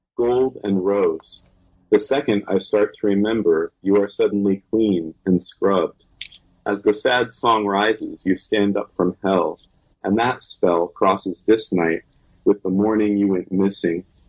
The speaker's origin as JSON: {"language": "English", "town": "Suquamish", "region": "Washington", "country": "United States", "tie": "born or raised there", "moved": "yes", "lives_now": "San Francisco, United States", "said": "I grew up in Suquamish, uh, which is on the Puget Sound"}